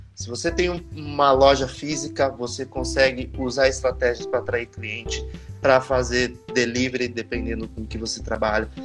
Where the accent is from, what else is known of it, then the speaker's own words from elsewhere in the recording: Mogi das Cruzes, São Paulo, Brazil; Eu sou de Mogi das Cruzes